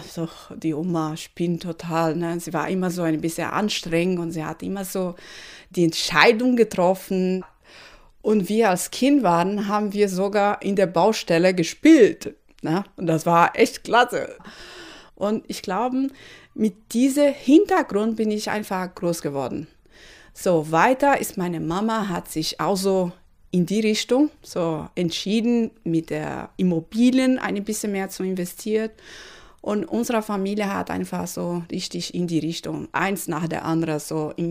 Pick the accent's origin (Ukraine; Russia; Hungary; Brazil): Brazil; Recife, Pernambuco; German is a second language; now in Germany; Ich habe gesagt, dass … 38 Jahre alt. Ich komme aus Recife und ich bin sehr zufrieden hier in Deutschland.